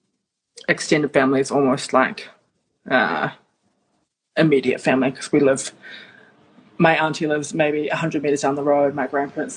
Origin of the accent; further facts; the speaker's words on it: Auckland, New Zealand; moved away; it was in my hometown